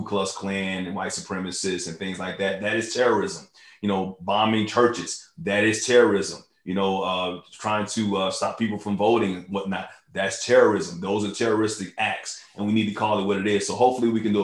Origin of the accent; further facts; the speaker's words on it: New York City, New York, United States; when I was born in New York, I was, you know, raised across the street from Yankee Stadium